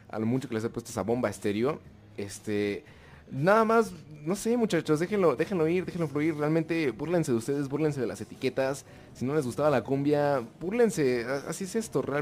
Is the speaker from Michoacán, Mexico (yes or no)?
no; Tijuana, Baja California, Mexico; No, no soy de Monterrey, soy de Tijuana.